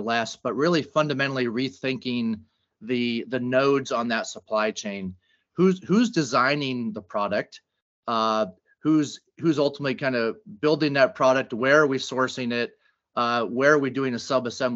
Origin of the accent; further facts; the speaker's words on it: California, United States; I am a California kid here in Silicon Valley